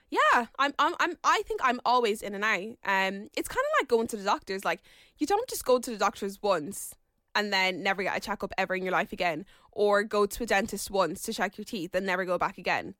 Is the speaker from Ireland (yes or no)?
yes; Ireland; my mom and dad came from Nigeria and moved to Ireland